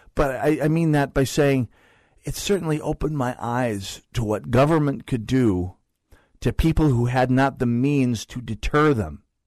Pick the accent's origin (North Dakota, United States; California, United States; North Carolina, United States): North Dakota, United States; I grew up in a liberal family in North Dakota